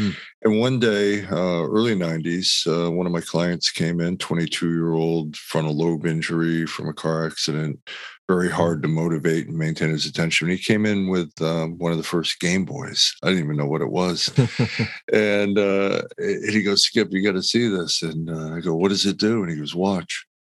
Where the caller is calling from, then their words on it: Los Angeles, California, United States; Oh, I'm in Los Angeles. Nice and warm weather.